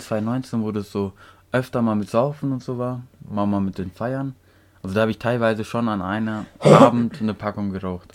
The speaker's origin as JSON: {"language": "German", "country": "Turkey", "tie": "born or raised there", "moved": "yes", "lives_now": "Germany", "said": "Ich bin in der Türkei aufgewachsen"}